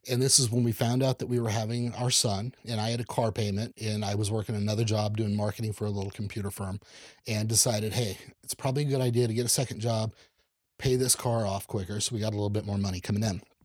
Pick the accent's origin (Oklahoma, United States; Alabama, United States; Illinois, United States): Oklahoma, United States; moved away as an adult; also born or lived in Dallas / Houston / Los Angeles; now in Kansas City, United States; growing up in Oklahoma